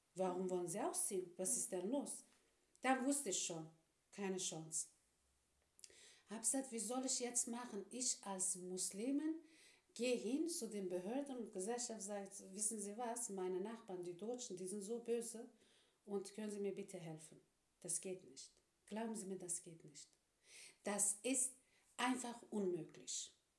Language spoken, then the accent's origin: German; Turkey; now in Germany; als Türkin als Islamin